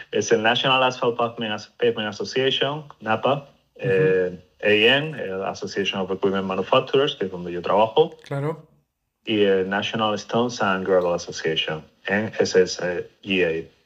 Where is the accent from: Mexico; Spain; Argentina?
Spain; moved away as an adult; now in United States; yo me vine de España hace ya pues cerca de 15, 16 años a Estados Unidos. Eh, me vine por temas de estudios y bueno, por poco, ¿no? Cosas de la vida, pues me casé